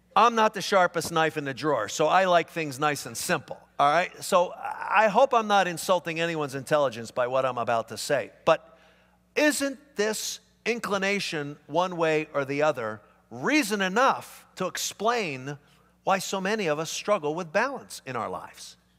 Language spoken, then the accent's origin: English; Philadelphia, Pennsylvania, United States; moved away; I grew up back east. I grew up in Philadelphia